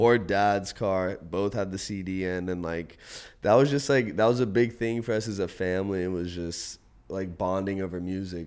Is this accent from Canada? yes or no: no; Outer Banks, North Carolina, United States; moved away as an adult; now in San Diego, United States; I grew up on the Outer Banks of North Carolina